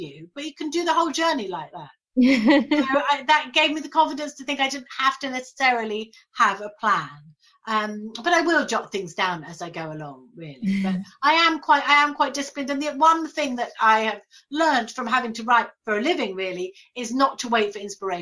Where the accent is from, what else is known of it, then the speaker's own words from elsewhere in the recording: Brighton, South East England, United Kingdom; also born or lived in London; I was born in London, actually, but we moved to Brighton when I was five.